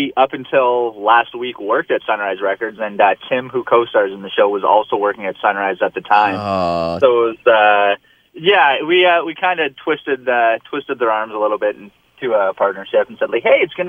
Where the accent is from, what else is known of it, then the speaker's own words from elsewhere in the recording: Hamilton, Ontario, Canada; Yeah, I'm born and raised in Hamilton.